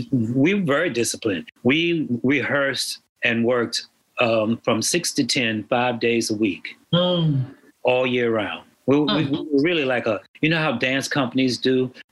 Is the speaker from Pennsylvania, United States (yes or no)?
no; Washington, District of Columbia, United States; moved away as an adult; now in New York, United States; From Washington, D.C. That's where I was born and raised. From Washington, D.C., not very far away, but it took me long enough to get up here.